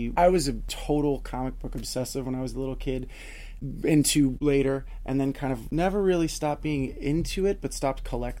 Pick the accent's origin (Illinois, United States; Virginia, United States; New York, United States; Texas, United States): New York, United States; New York City; There are three people working for you that I grew up with in Staten Island.